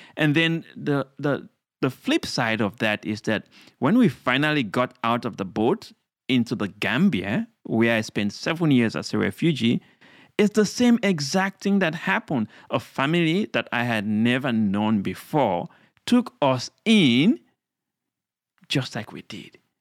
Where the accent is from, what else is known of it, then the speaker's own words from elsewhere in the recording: Sierra Leone; now in United States; I'm from Sierra Leone, a beautiful country in West Africa, uh, a young boy growing up